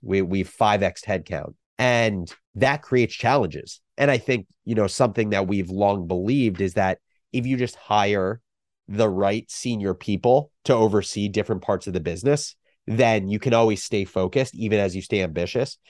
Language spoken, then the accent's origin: English; New Jersey, United States; moved away as an adult; also born or lived in Michigan; growing up in New Jersey